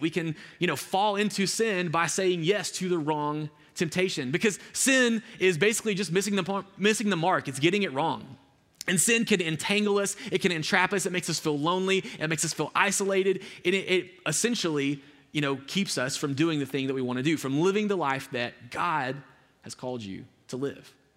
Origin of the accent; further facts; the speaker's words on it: Alabama, United States; I'm from this, like, really rural part of Alabama